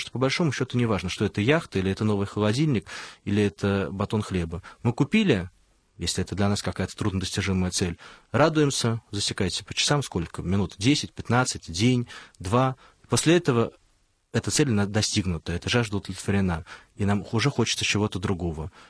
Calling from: Moscow, Russia; Здравствуйте, во-первых … я из Москвы.

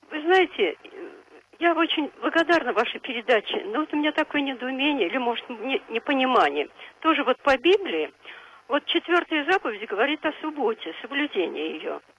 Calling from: Moscow, Russia; Нет, Москва.

